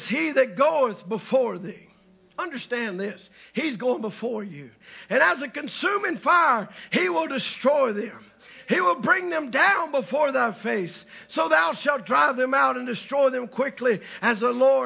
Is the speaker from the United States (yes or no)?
yes; the South, United States; I'm from the South